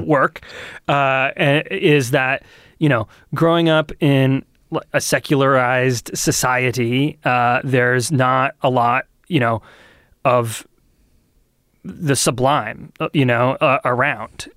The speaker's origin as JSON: {"language": "English", "town": "Lee", "region": "New Hampshire", "country": "United States", "tie": "born or raised there", "lives_now": "Portsmouth, United States", "said": "I grew up in Lee"}